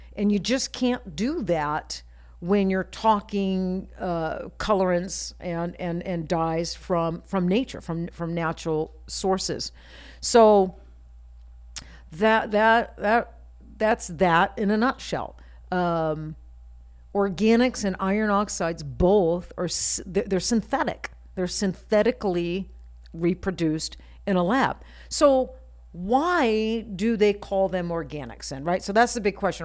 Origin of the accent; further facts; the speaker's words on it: Maine, United States; now in Las Vegas, United States; I grew up in Maine.